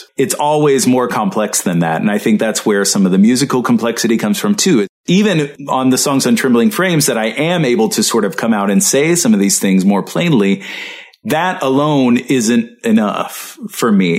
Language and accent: English; the South, United States; also born or lived in Mississippi / Arkansas; I'm from the South. You know, I grew up in Mississippi and Arkansas, and that's the way that my family talks